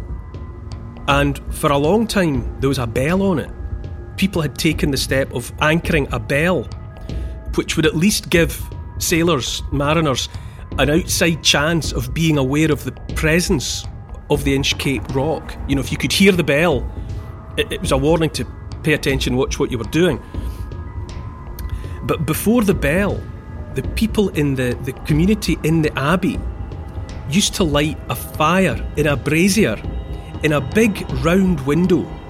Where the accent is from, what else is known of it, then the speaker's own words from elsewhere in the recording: Dumfries, Scotland, United Kingdom; I grew up in Dumfries in the southwest of Scotland